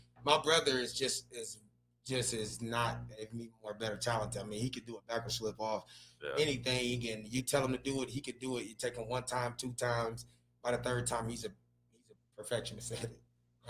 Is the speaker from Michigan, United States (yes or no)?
yes; Detroit, Michigan, United States; like growing up in Detroit, inner city Detroit